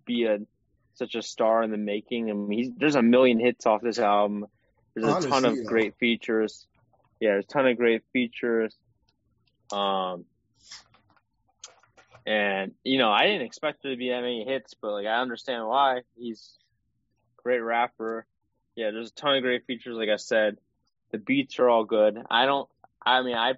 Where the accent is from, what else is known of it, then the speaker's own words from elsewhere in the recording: Michigan, United States; We're both from Michigan